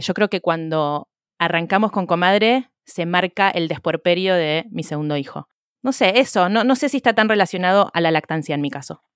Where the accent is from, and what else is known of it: Argentina; now in Wales, United Kingdom